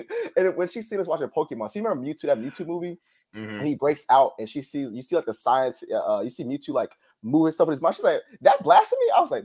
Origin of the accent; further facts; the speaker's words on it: the South, United States; I'm from the South, man.